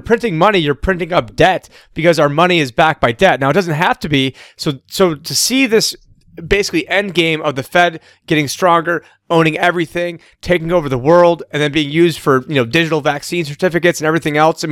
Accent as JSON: {"language": "English", "town": "Syracuse", "region": "New York", "country": "United States", "tie": "born or raised there", "moved": "yes", "said": "Syracuse. That is my hometown. Almost my entire family lives there."}